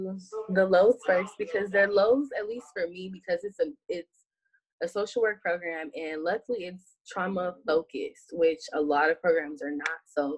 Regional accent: California, United States; Like, I'm a Californian, I do earthquakes, fires, light things, but I don't do hurricanes.

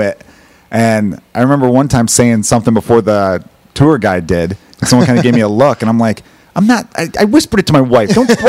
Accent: Chicago, Illinois, United States; also born or lived in Los Angeles; growing up in Chicago

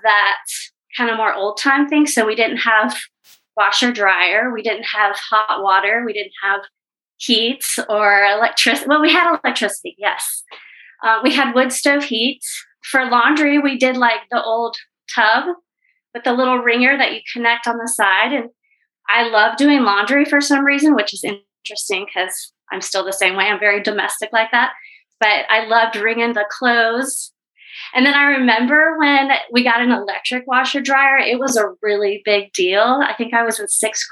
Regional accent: Eagle Rock, Virginia, United States; I ended up growing up in Virginia, in Eagle Rock, Virginia

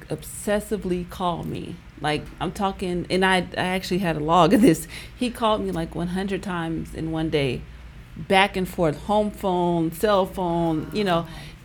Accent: Oakland, California, United States; moved away as an adult; also born or lived in Washington, D.C.; I grew up in Oakland, California

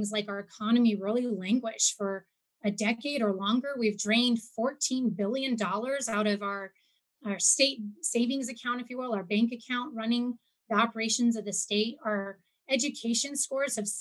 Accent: Mat-Su Valley, Alaska, United States; also born or lived in Anchorage; We lived out in the Matsu Valley for a couple of years

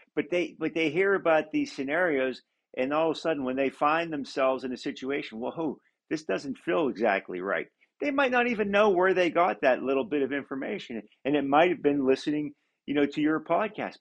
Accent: Pennsylvania, United States; Pennsylvania, for instance, you know my home state

